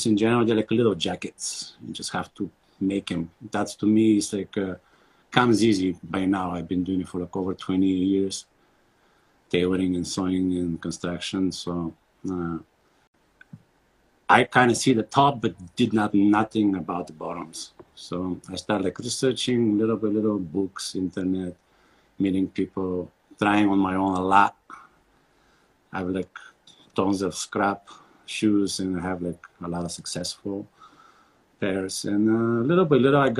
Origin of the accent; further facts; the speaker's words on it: Bulgaria; moved away as an adult; also born or lived in New York / Germany; now in Montana, United States; I'm born and raised in Bulgaria